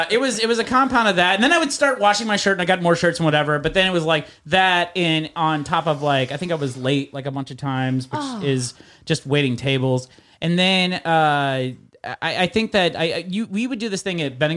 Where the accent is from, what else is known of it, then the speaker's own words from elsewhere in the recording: Northern Illinois, United States; moved away; I came from Northern Illinois, which is essentially Wisconsin, very white upbringing